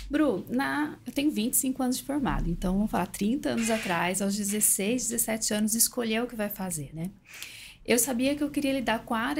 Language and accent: Portuguese; Minas Gerais, Brazil; eu sou de uma cidade pequena, interior de Minas.